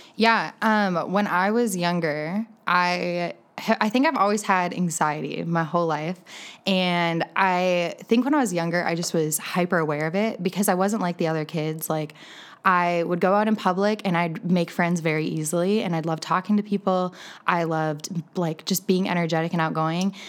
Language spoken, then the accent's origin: English; Green Bay, Wisconsin, United States; moved away as an adult; also born or lived in Iowa / Denver; I am actually born and raised in Green Bay, Wisconsin.